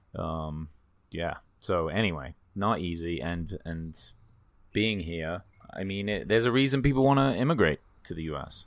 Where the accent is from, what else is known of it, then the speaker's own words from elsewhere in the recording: England, United Kingdom; also born or lived in Sri Lanka; now in United States; I was born in England